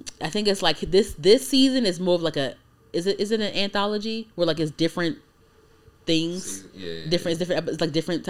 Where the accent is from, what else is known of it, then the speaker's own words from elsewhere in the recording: United States; I'm American, but like I have Trinidadian roots